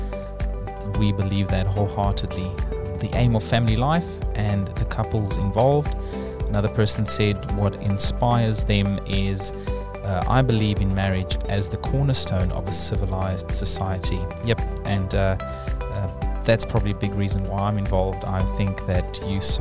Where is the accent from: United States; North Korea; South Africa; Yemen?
South Africa; now in New Zealand; as a South African